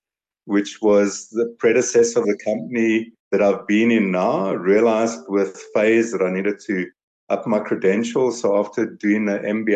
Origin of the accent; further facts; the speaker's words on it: Vereeniging, Gauteng, South Africa; also born or lived in Potchefstroom / Kroonstad / Pretoria; now in Johannesburg, South Africa; I was born in Vereeniging, so I've been in and around all the little dorpies, Vereeniging, Potchefstroom. I had a little stint in Kroonstad.